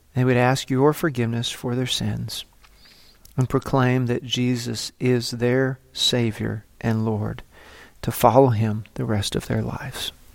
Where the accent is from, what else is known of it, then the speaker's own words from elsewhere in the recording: Texas, United States; I'm just from Texas